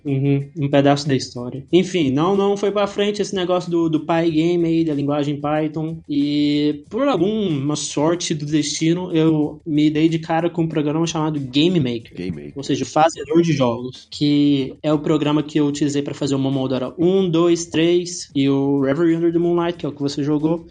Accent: Goiânia, Goiás, Brazil; moved away; sou de Goiânia, então é uma cidade, assim, quase como do interior, né? É capital de Goiás

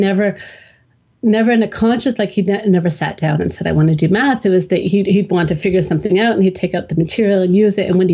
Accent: Canada; now in Germany; I grew up in Canada

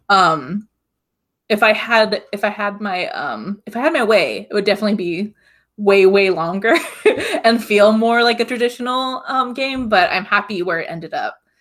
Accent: Hawaii, United States; I grew up in Hawaii, so I'm just surrounded by, like, neon sky, blue oceans

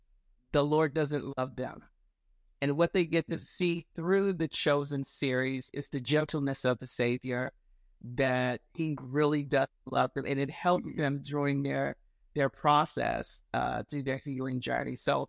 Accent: Chicago, Illinois, United States; now in Florida, United States; we're originally from Chicago and down here in the state of Florida.

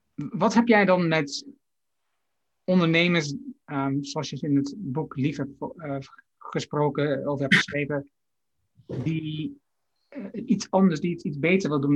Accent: Haaksbergen, Overijssel, Netherlands; mijn geboorteplaats Haaksberg

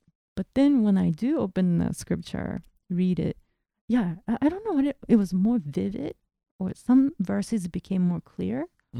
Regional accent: Japan; first language Japanese; English is a second language; now in United States; maybe because it's my mother language.

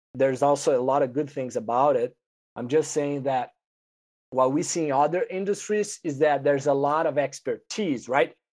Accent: Brazil; moved away as an adult; I'm originally from Brazil. I went to the vet school there

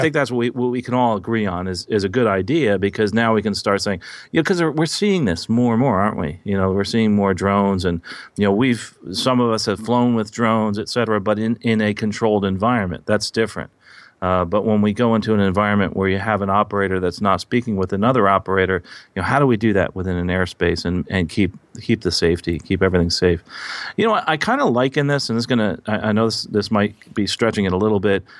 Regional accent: Basking Ridge, New Jersey, United States; moved away; I'm recording in, uh, my hometown of Basking Ridge, New Jersey

